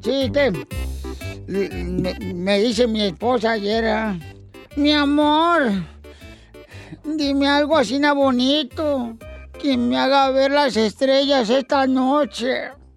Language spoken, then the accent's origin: Spanish; Ocotlán, Jalisco, Mexico; Yo soy de Ocotlán, Jalisco.